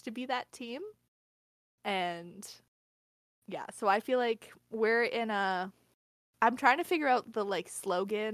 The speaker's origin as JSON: {"language": "English", "country": "Canada", "said": "As a Canadian"}